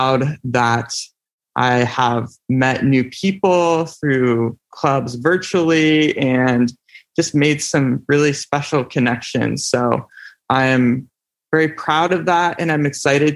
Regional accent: Mukilteo, Washington, United States; I am from Mukilteo, Washington, and I'm going to school at Western Washington University

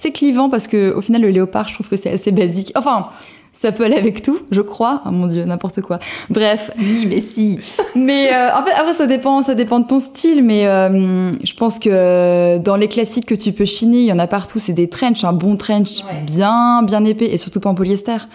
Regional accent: southern France, France; Mais je vous rappelle encore une fois que je viens euh, du sud de la France

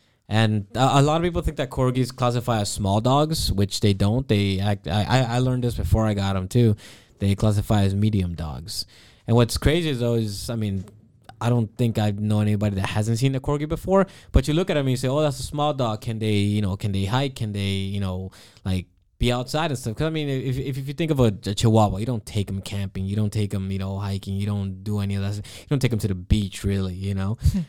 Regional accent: Florida, United States; So I grew up in Florida.

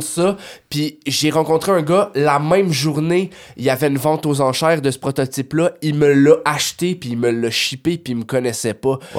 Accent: Canada; on vient du Canada

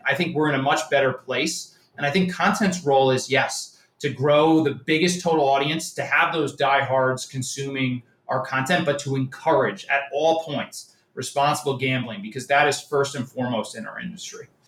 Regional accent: New York area, United States; I'm from the New York area, Yankee fan

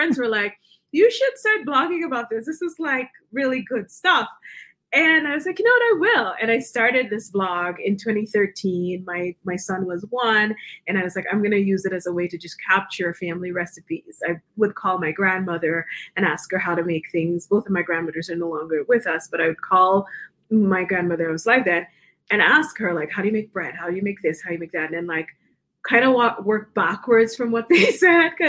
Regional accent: Guyana; moved away as an adult; also born or lived in New York, United States; now in Denver, United States; I grew up in Guyana. I moved to the U.S. when I was about 18 and went to college in New York.

